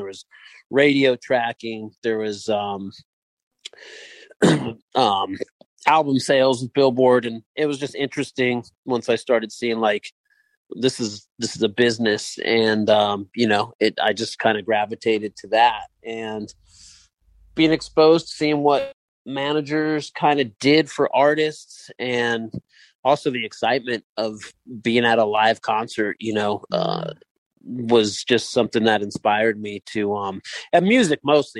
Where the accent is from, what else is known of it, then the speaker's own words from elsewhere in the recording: Bay Area, Northern California, United States; moved away as an adult; also born or lived in New York; I grew up in Northern California, in the Bay Area